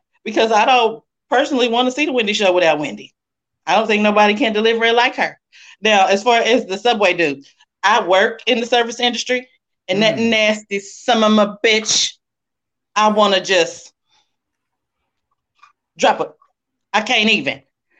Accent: Cincinnati, Ohio, United States; I'm from Cincinnati

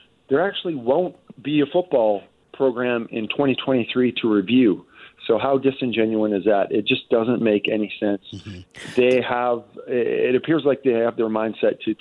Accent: Port Moody, British Columbia, Canada; as a kid growing up in Port Moody

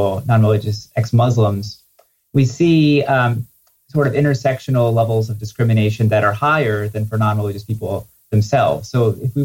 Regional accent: New Jersey, United States; I grew up in New Jersey, and it was not a very religious community.

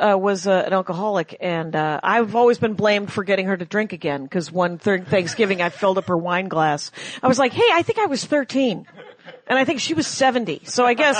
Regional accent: Milwaukee, Wisconsin, United States; moved away; I'm from Milwaukee.

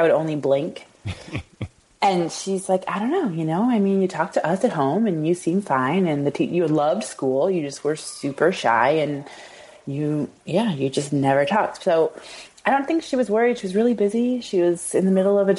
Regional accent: Iowa City, Iowa, United States; also born or lived in Des Moines; We grew up in Iowa City.

